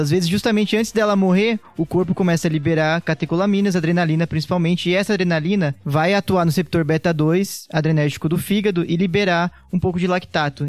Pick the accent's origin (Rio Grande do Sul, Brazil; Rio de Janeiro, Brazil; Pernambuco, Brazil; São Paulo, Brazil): São Paulo, Brazil; Piracicaba; now in São Paulo, Brazil; Sou nasci em Piracicaba, interior de São Paulo. Sotaque vai me entregar aqui em algum momento